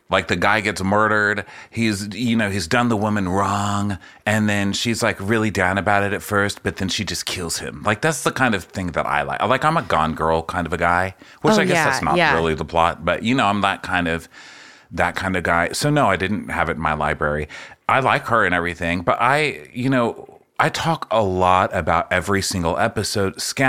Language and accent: English; Texas, United States; I'm a Texan, so I'm taking stabs.